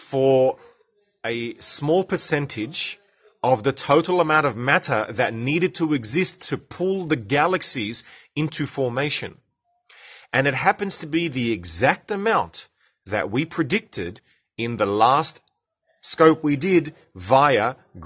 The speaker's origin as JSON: {"language": "English", "country": "Australia", "accent": "Australian", "said": "I'm speaking Australian"}